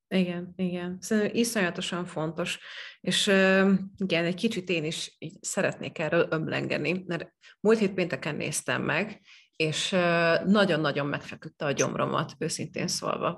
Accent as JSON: {"language": "Hungarian", "region": "Eastern Hungary", "country": "Hungary", "tie": "born or raised there", "said": "én is Kelet-Magyarországon nőttem fel"}